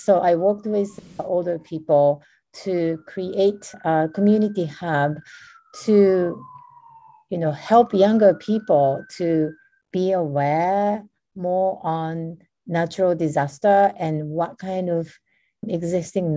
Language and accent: English; Japan; I was born and raised in Japan